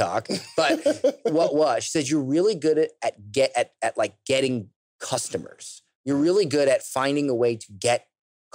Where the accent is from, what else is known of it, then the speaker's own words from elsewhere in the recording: United States; I'm American